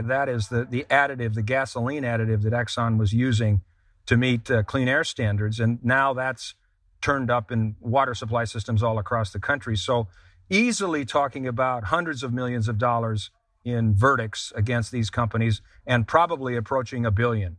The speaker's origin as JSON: {"language": "English", "region": "Vermont", "country": "United States", "said": "Vermont, my home state of Vermont"}